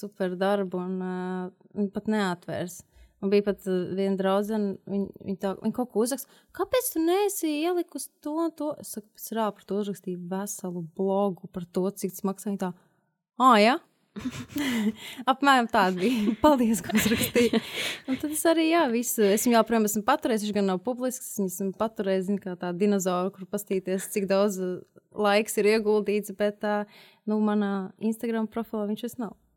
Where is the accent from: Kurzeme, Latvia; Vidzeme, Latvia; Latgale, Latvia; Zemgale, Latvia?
Kurzeme, Latvia; Liepāja; moved away as an adult; now in Riga, Latvia; kā liepainiecei